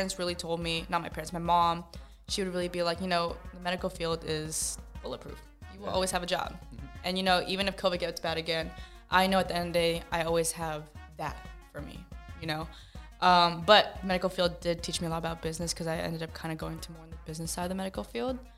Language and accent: English; Las Vegas, Nevada, United States; also born or lived in Pampanga, Philippines / Los Angeles; I grew up in the entertainment capital of the world, Las Vegas